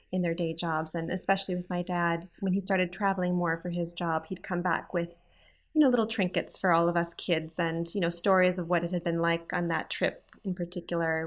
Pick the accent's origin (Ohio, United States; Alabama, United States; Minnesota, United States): Minnesota, United States; Saint Paul; I was born in Saint Paul, Minnesota, which is in the middle of the United States, right next to the Canadian border